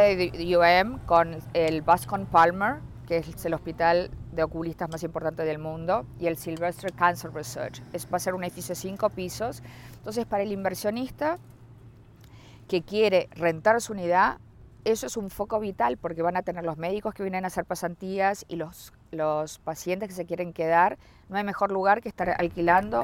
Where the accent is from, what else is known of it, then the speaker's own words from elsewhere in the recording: Uruguay; moved away as an adult; also born or lived in Aventura, Florida; now in North Miami, United States; Yo soy de Uruguay, me vine a vivir acá y desde el 2002